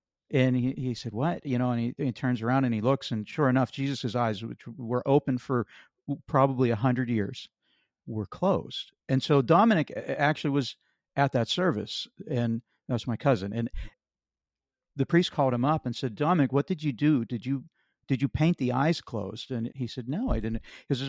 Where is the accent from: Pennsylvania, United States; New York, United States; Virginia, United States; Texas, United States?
Pennsylvania, United States; And growing up in Western Pennsylvania, we lived in an area where there was a Catholic church on literally every corner.